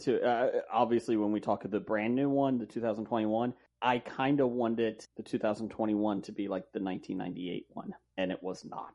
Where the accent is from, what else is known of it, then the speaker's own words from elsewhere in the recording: Cincinnati, Ohio, United States; I'm, I'm Cincinnati. I'm a Reds fan